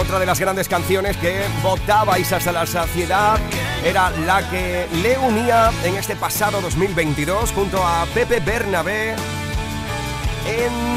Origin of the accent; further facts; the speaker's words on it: San Bartolomé de la Torre, Andalusia, Spain; en San Bartolomé de la Torre, en mi tierra, en Huelva.